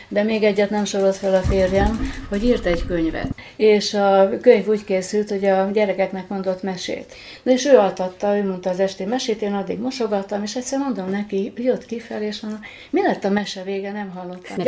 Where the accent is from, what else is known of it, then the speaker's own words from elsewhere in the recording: Kölesd, Tolna, Hungary; now in Érd, Hungary; Szülőfalom az Tolna megye Köles, de egy nagyon szép, poétikus falu. Természet közelben nőttem fel